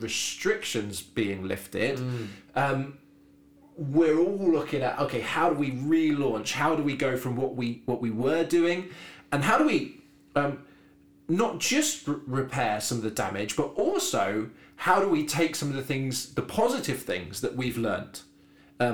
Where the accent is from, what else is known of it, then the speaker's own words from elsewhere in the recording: Devon, South West England, United Kingdom; moved away as an adult; I am from Devon, so I lived 18 years in Devon.